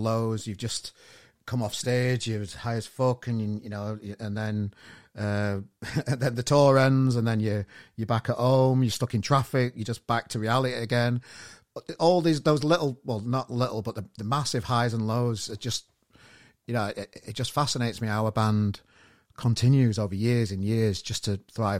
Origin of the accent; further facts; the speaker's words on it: Sheffield, Yorkshire and the Humber, United Kingdom; now in Manchester, United Kingdom; my hometown of Sheffield